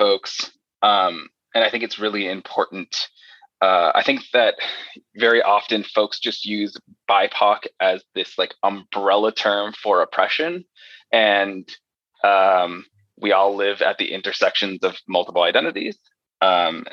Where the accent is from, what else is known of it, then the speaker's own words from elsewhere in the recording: Los Angeles, California, United States; I was born in the San Fernando Valley, which is like northwest of Hollywood, California. I'm very proud to be from there